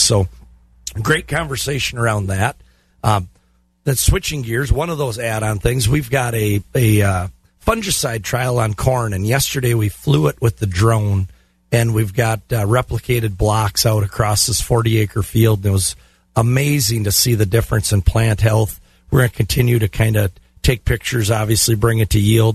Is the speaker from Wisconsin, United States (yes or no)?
yes; Glenwood City, Wisconsin, United States; Glenwood City, my hometown.